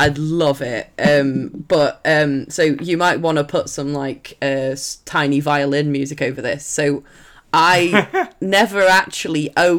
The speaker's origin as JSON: {"language": "English", "town": "Sheffield", "region": "Yorkshire and the Humber", "country": "United Kingdom", "tie": "born or raised there", "said": "I'm from Sheffield."}